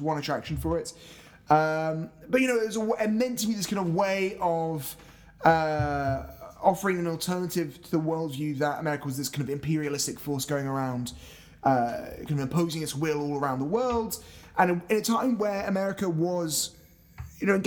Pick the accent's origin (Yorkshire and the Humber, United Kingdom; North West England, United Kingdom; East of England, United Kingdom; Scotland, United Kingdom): Scotland, United Kingdom; as a Scottish person